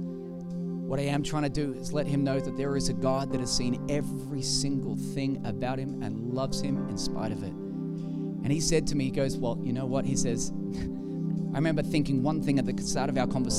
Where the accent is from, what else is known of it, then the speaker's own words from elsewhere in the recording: Australia; I am from Australia